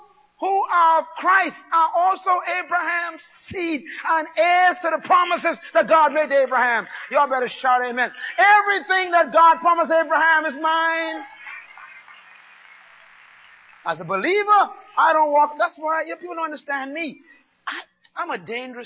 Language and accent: English; Bain Town, New Providence, Bahamas; I was born in Baintown